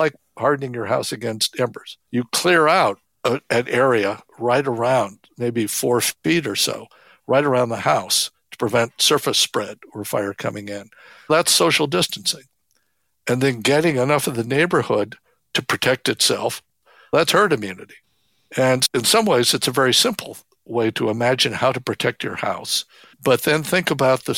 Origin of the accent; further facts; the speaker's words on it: Phoenix, Arizona, United States; I grew up in Phoenix, the outskirts of Phoenix